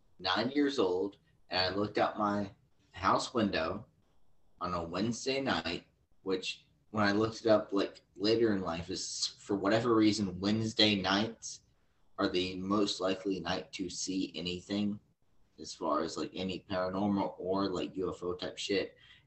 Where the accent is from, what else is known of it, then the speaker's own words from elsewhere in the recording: Ireland; I'm Irish, actually.